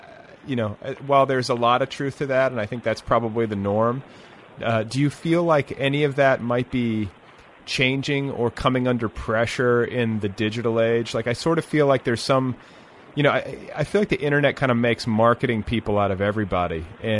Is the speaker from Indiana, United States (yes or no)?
yes; Indiana, United States; moved away as an adult; also born or lived in Colorado; I went to college in Colorado, and I you know, was like in the dorms with all these kids who had grown up skiing. And of course, I was from Indiana. I'd never skied before.